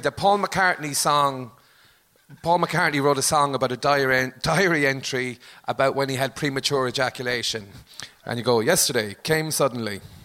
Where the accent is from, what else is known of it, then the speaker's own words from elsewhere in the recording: Limerick, Munster, Ireland; I'm from Limerick but this is an exaggerated Limerick accent